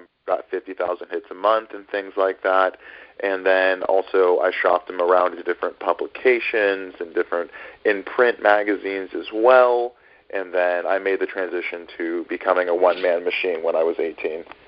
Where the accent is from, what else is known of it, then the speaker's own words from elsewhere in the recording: Northern California, United States; now in New York City, United States; I grew up in Northern California